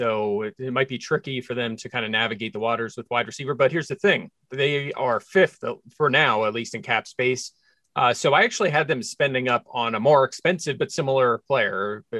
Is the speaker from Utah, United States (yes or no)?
no; Pennsylvania, United States; if I was in the NFL, I'd probably lean toward wanting to sign with the Eagles, growing up in Pennsylvania